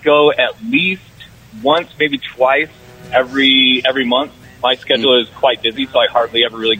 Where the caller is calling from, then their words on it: Sandy, Utah, United States; I am calling from Sandy.